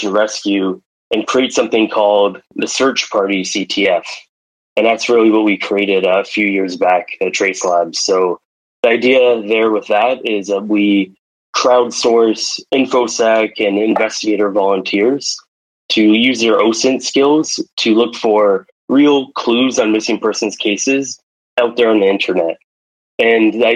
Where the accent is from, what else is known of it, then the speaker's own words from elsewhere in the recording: Toronto, Ontario, Canada; I'm from Toronto